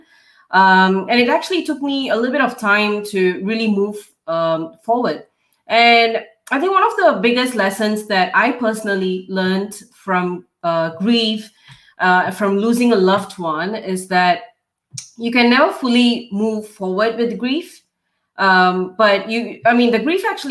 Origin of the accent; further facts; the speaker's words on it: Singapore; moved away as an adult; now in Melbourne, Australia; So, I'm a Singaporean. I grew up and, did my education and everything in Singapore